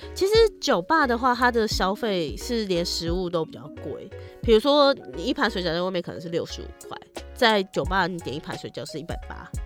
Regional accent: Tainan, Taiwan; moved away; 我老家在台南，对啊。可是每次回台南都是因为你知道，就是去看老人家

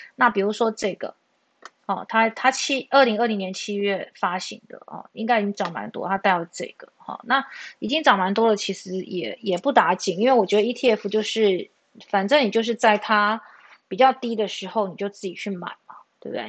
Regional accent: Taiwan; 我们台湾人

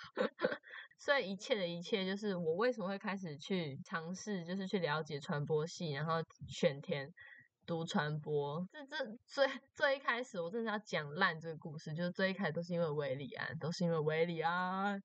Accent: Taoyuan, Taiwan; moved away as an adult; now in Chiayi, Taiwan; 大一的时候就是从，从我的家乡，从桃园，然后跑来嘉义这样子

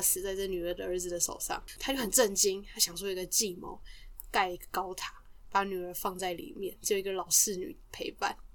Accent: Taiwan; 我们身为台湾人

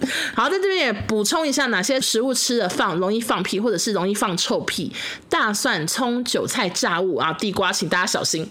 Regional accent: Taiwan; 我们台湾人给你机会

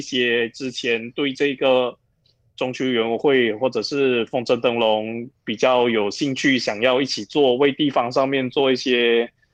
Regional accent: Pekan Nanas, Johor, Malaysia; 我住在北港啦

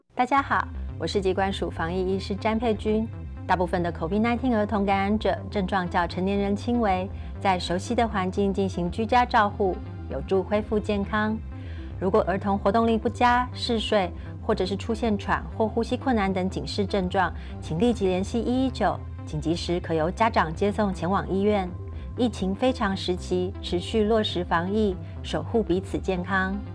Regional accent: Taiwan; 我们台湾人都不懂

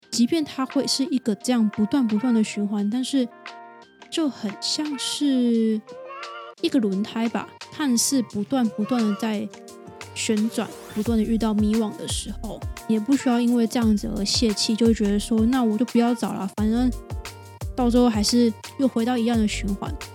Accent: Taiwan; 就算都是台湾人好了，我们很类似的文化背景

